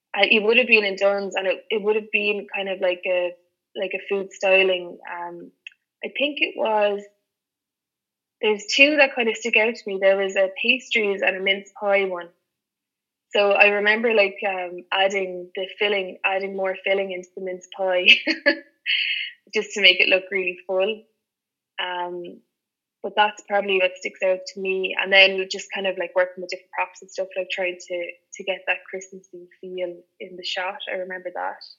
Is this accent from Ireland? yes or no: yes; Clonmel, Munster, Ireland; moved away as an adult; also born or lived in Cork / Dublin; now in Limerick, Ireland; I'm originally from Tipperary